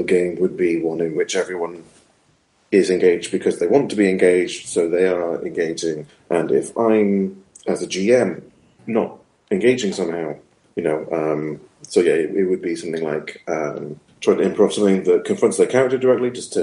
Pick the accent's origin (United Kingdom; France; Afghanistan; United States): United Kingdom; I'm very British